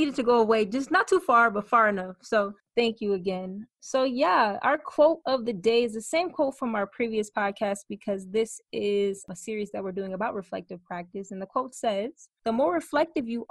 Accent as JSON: {"language": "English", "region": "Michigan", "country": "United States", "said": "I'm from Michigan"}